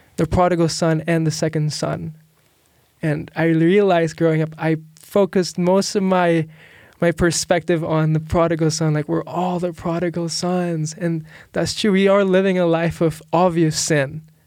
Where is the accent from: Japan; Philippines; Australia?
Philippines; moved away as an adult; now in United States; I'm from the Philippines